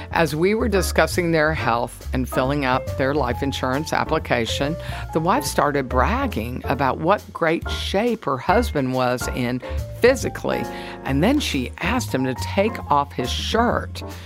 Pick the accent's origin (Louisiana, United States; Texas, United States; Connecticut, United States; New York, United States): Texas, United States; Park Cities; I grew up in the Park Cities, but actually now I live more like Preston Royal